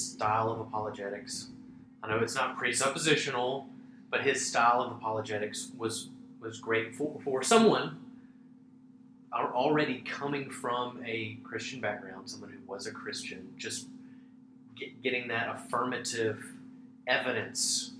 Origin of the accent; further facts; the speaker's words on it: Mississippi, United States; we're from Mississippi, we can say Tolkien